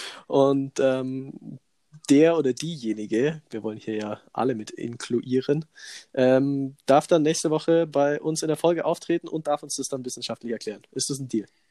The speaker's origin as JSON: {"language": "German", "area": "Allgäu", "region": "Bavaria", "country": "Germany", "said": "bei uns hier in der Region, also bei uns im Allgäu"}